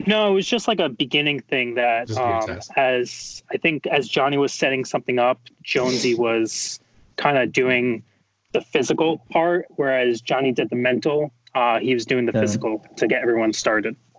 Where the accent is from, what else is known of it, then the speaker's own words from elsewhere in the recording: Warwick, New York, United States; now in New Jersey, United States; originally um, from Warwick, New York, which is right next to the Tuxedo location for Spartan Race, um, but now I'm in New Jersey